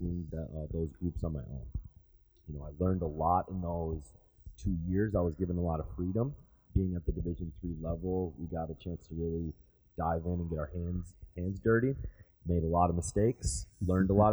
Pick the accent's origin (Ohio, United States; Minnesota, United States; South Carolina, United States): Minnesota, United States; St. Paul; moved away as an adult; also born or lived in Milwaukee, Wisconsin; now in Kentucky, United States; I grew up right outside of St. Paul, Minnesota.